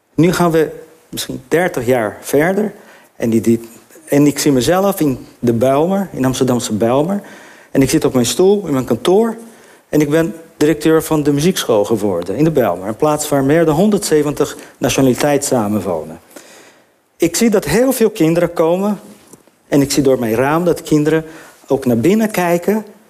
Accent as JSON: {"language": "Dutch", "country": "Brazil", "moved": "yes", "lives_now": "Netherlands", "said": "ik ben Braziliaan"}